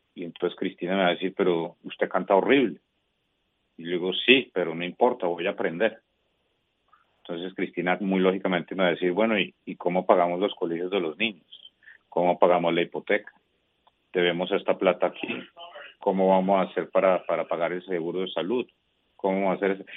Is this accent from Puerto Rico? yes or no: no; Colombia; como colombiano